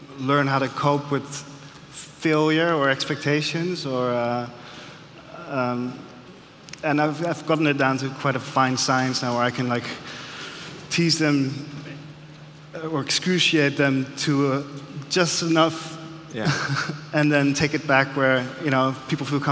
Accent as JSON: {"language": "English", "town": "Amsterdam", "region": "North Holland", "country": "Netherlands", "tie": "born or raised there", "said": "skinny white kid from Amsterdam"}